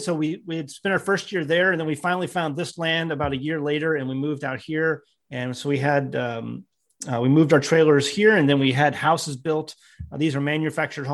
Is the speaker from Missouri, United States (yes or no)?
yes; St. Louis, Missouri, United States; moved away as an adult; also born or lived in the Ozarks; I was born and raised in St. Louis, Missouri